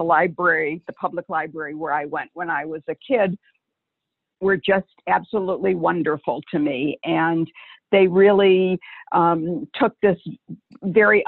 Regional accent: Detroit, Michigan, United States; I grew up in Detroit

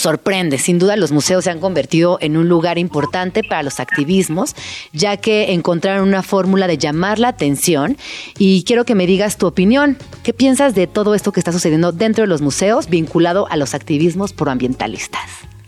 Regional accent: Mexico; lo que somos los mexicanos

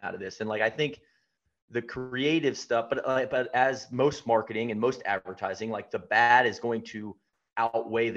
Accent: Atlanta, Georgia, United States; moved away; I'm back home in Atlanta, I'm from Atlanta

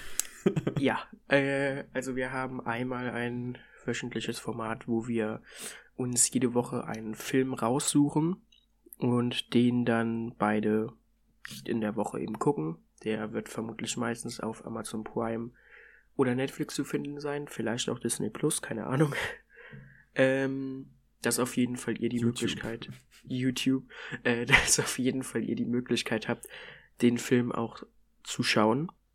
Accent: near Koblenz, Rhineland-Palatinate, Germany; komme von der Mosel in der Nähe von Koblenz bin 17,5

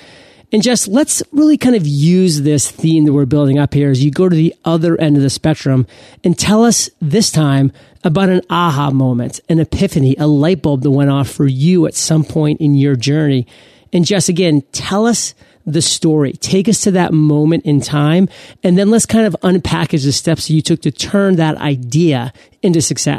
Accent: Maine, United States; I was about to go on stage in front of 400 people in my home state in Maine. And that freaked me out. I was almost representing Maine in that conference because I was the only native Maine speaker.

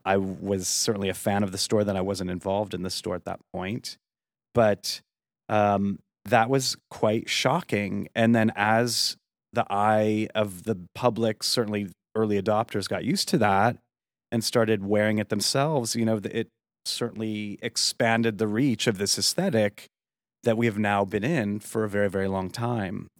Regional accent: Yuma, Arizona, United States; moved away as an adult; also born or lived in upstate New York; kind of raised in Arizona in a little town called Yuma

